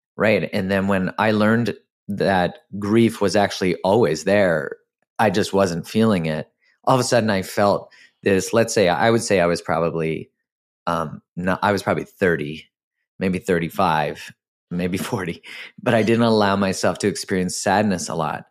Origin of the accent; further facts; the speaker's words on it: Canada; I'm Canadian